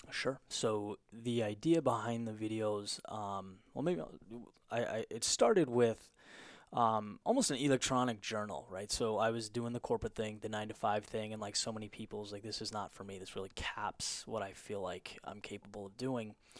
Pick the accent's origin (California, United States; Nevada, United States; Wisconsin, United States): California, United States; Southern; moved away as an adult; also born or lived in Boston; I grew up in, in Southern California, and then, um, went to college in Boston.